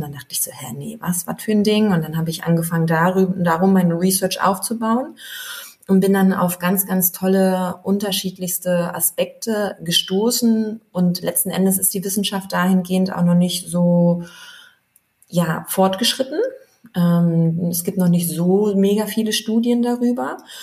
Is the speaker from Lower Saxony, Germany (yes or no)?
yes; Wolfsburg, Lower Saxony, Germany; moved away as an adult; now in Berlin, Germany; bin gebürtige Wolfsburgerin